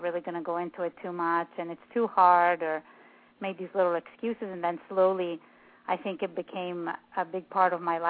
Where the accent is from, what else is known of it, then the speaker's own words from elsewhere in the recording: Italy; English is a second language; moved away; I'm from Italy